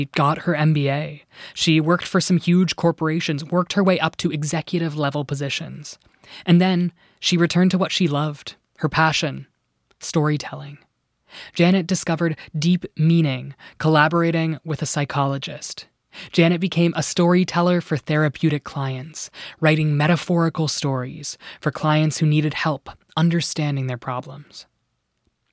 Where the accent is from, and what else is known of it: Nova Scotia, Canada; born or raised there